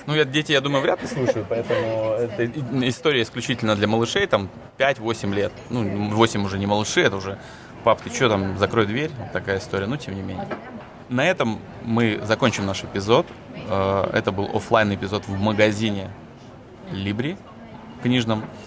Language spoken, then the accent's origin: Russian; Russia; moved away as an adult; now in Hungary; мы там из России